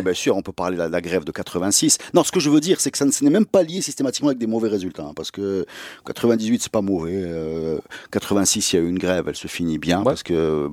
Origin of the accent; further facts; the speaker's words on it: Morocco; chez nous au Maroc